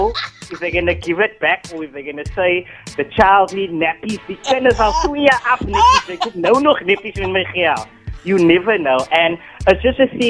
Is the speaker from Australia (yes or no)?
no; Cape Town, Western Cape, South Africa; I was born in Nova Park, Surrey Estates, Cape Town, because we moved a lot